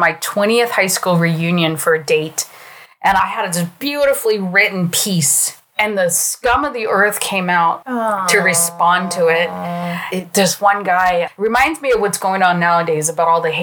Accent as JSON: {"language": "English", "region": "California", "country": "United States", "moved": "as an adult", "lives_now": "Portland, United States", "said": "I'm from California"}